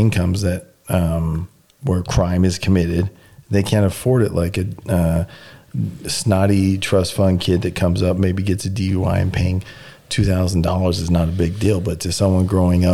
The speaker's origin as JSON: {"language": "English", "country": "United States"}